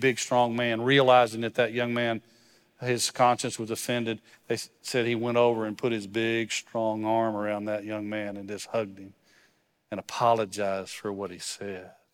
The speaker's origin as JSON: {"language": "English", "region": "West Texas", "country": "United States", "tie": "born or raised there", "said": "I grew up in West Texas, so it's really just a couple hours west of here."}